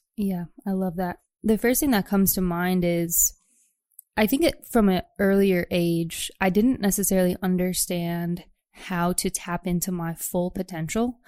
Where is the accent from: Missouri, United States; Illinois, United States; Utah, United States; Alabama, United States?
Illinois, United States; Chicago; moved away as an adult; also born or lived in New York City; I'm actually from the Chicagoland area